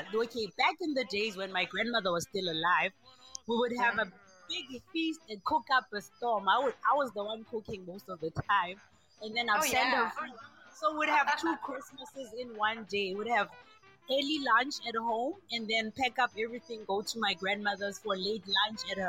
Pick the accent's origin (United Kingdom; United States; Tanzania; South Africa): South Africa; Johannesburg, Gauteng; I'm from South Africa. I'm in Joburg, Soweto.